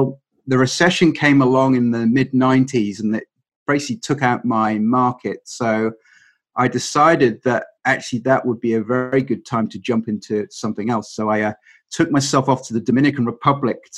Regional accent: England, United Kingdom; being English

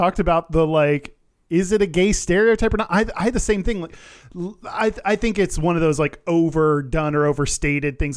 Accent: Texas, United States; growing up in Texas, because of growing up in the U S

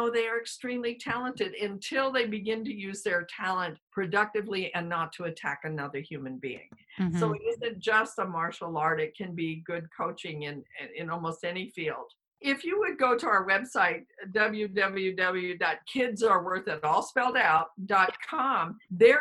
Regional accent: Colorado, United States; also born or lived in New York; I grew up in Colorado, but originally from New York

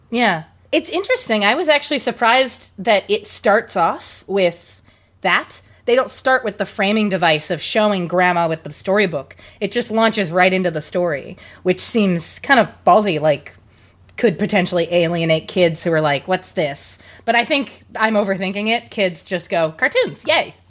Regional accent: Seattle, Washington, United States; also from here in Washington, I am from Seattle

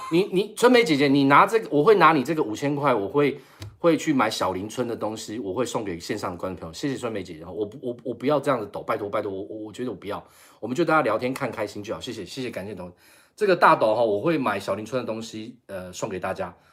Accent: Taiwan; accent: Taiwanese; 他突然听到我的口音，他说，“哎，你是不是台湾同胞？” 我说，“是啊。”

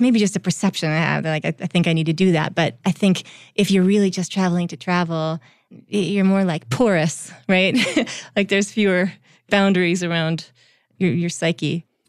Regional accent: Vermont, United States; So I grew up in Vermont

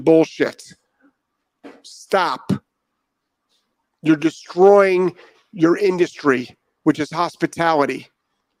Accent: Ohio, United States; moved away as an adult; now in Florida, United States; I'm from Ohio

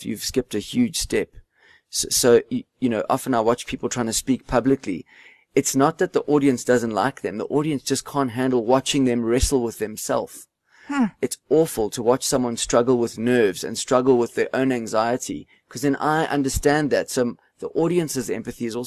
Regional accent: South Africa; being South African

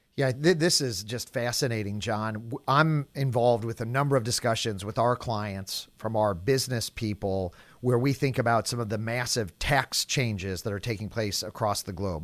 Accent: St. Louis, Missouri, United States; Saint Louis, my hometown

